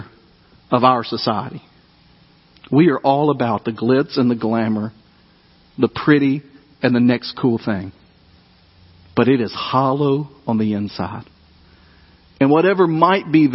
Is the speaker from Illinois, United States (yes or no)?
no; Dyersburg, Tennessee, United States; when I was growing up in Dyersburg, Tennessee